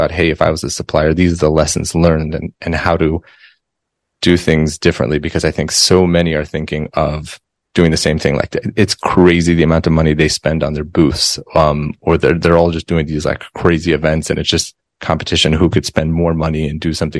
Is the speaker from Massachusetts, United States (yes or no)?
no; Denver, Colorado, United States; I grew up in Denver, Colorado